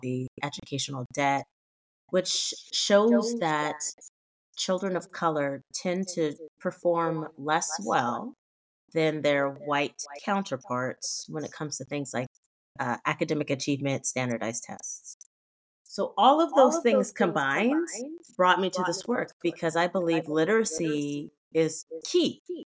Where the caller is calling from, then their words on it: Sacramento, California, United States; I am coming from Sacramento, California, where, you know, it's not actually like sunny and bright right now.